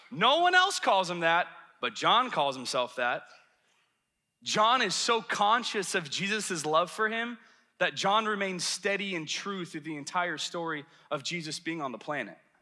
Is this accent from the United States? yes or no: yes; the South, United States; moved away; I'm from the South